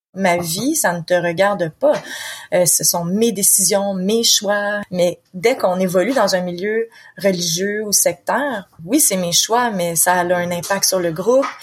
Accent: Quebec, Canada; accent: Québécois; je suis quelqu'un qui vit au Québec. De toute façon, on l'entend très bien avec mon accent

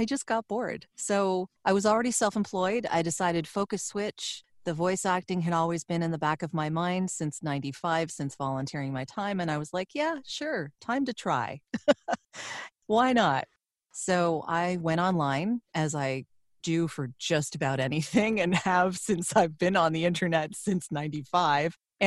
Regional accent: Toronto, Ontario, Canada; I grew up in Toronto, Canada, so I am living just north of that right now

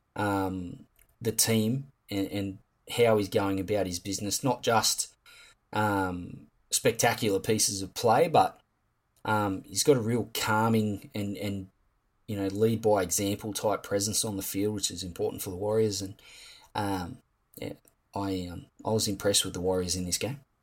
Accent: Campbelltown, New South Wales, Australia; I am from Campbelltown

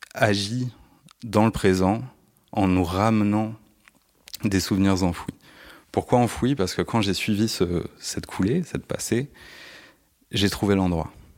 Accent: Paris, Île-de-France, France; je suis né à Paris dans le 18e

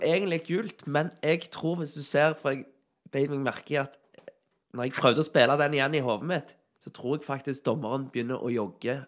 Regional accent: Sandal, Rogaland, Norway; jeg er fra Sandal

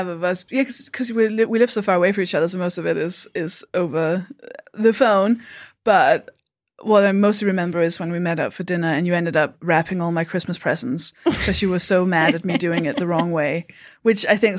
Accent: Denmark; now in United Kingdom; I am from Denmark.

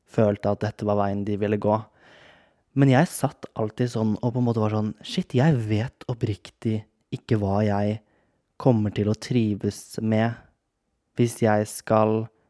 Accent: Kragerø, Telemark, Norway; moved away; hjemme i Kragerø

